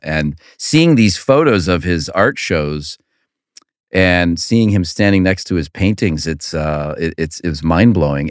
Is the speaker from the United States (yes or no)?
yes; Cleveland, Ohio, United States; growing up in Cleveland, an only child who doesn't like sports